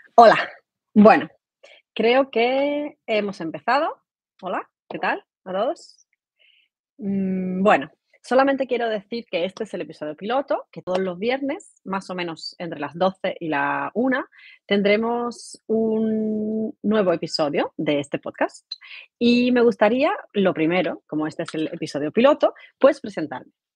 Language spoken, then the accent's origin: Spanish; Málaga, Andalusia, Spain; accent: Andalusian; moved away as an adult; also born or lived in Ireland / Dubai; soy de España, de Andalucía, más concretamente de Málaga